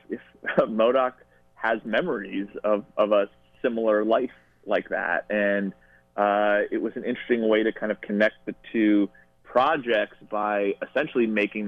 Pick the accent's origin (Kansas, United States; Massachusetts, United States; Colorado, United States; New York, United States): New York, United States; Westchester; I'm from upstate New York, but not that upstate. I grew up in Westchester